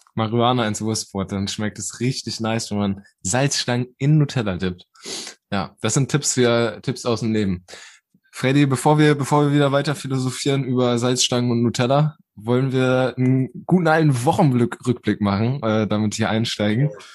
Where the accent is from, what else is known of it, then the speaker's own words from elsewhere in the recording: Germany; also born or lived in Bersenbrück; wir waren so die ersten Deutschen